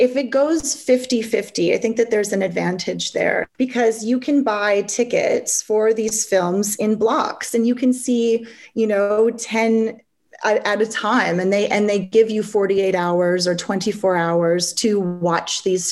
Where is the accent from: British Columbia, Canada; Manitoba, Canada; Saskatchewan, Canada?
British Columbia, Canada; Vancouver; They're in my hometown